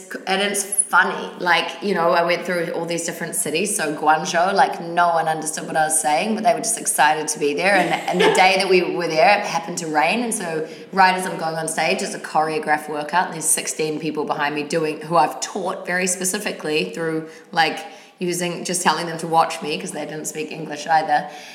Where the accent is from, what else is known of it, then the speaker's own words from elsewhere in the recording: New Zealand; now in New York, United States; I do, but I'm still very much like a Kiwi.